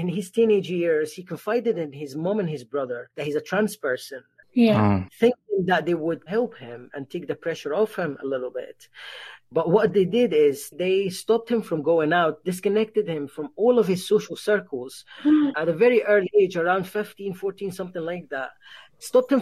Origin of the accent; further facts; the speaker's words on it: Egypt; moved away; growing up in Egypt as a trans person was very horrible.